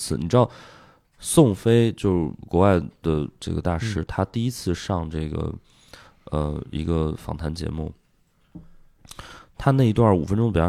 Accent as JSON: {"language": "Chinese", "town": "Shijiazhuang", "region": "Hebei", "country": "China", "tie": "born or raised there", "also_born_or_lived": "Shanghai", "moved": "as an adult", "said": "然后在北京离家也比较近，我是河北人嘛，"}